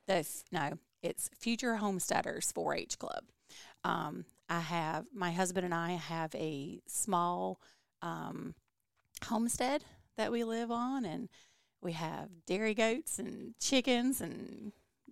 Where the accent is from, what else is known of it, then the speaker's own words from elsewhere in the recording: Deep Run, North Carolina, United States; also born or lived in Kinston; I grew up in Deep Run. Almost all my life I've lived in Lenoir County.